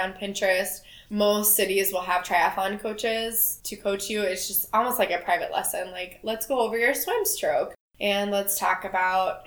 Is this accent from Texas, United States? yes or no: yes; Texas, United States; growing up in Texas